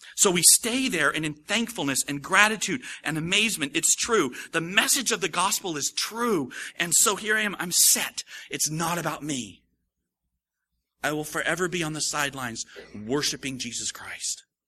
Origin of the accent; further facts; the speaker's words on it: United States; how I grew up, how we grew up in America.